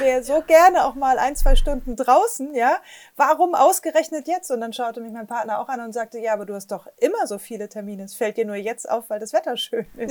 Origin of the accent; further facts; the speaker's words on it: Flensburg, Schleswig-Holstein, Germany; moved away; also born or lived in Bremen / Hamburg / Berlin; bin groß geworden äh, am, am, Wasser an der Ostsee. Ich komme aus Flensburg